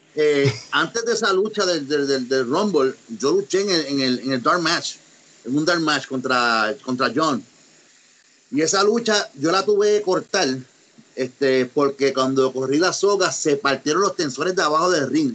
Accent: Ponce, Puerto Rico; also born or lived in United States; yo soy nacido en Estados Unidos, soy, soy ponceño, pero nacido y tuve tiempo allá, soy, bilingüe, hablo los dos idiomas

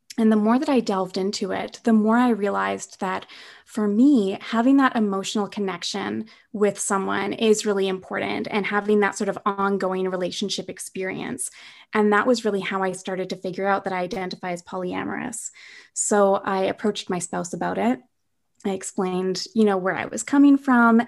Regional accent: Winnipeg, Manitoba, Canada; moved away as an adult; now in British Columbia, Canada; I'm originally from Winnipeg, but during the pandemic, I'm in this little tiny lake town, um, in the middle of B C

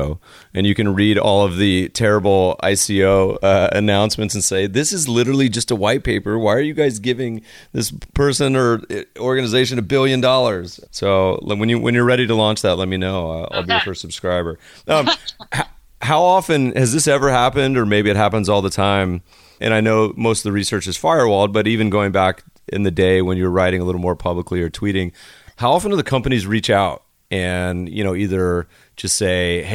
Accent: Colorado, United States; I grew up partially in Colorado

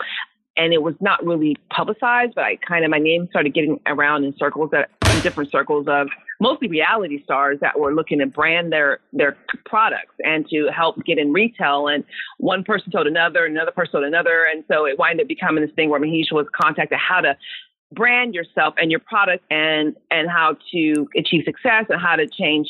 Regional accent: Sacramento, California, United States; moved away as an adult; now in Dallas, United States; I'm born and raised in California, never lived anywhere else.

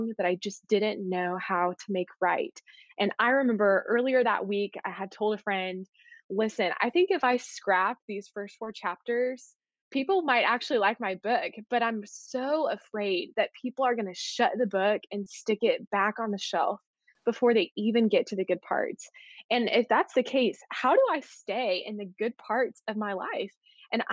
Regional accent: Arlington, Texas, United States; born or raised there; also born or lived in Waco, Texas

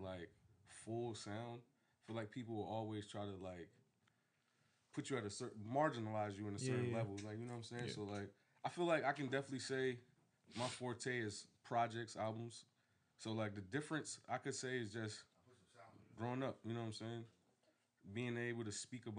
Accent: Virginia Beach, Virginia, United States; 845 Old Clubhouse Road was my address to the house that I pretty much like grew up in. Like, that's when people ask me where I'm from, is I'm from Old Clubhouse Road

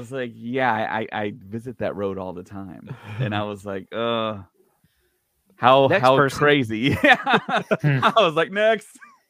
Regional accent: United States; accent: American; I thought that maybe I would get some pushback being an American with my accent

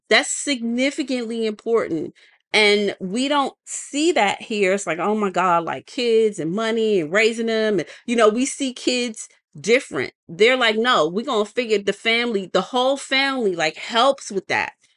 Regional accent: United States; us being American

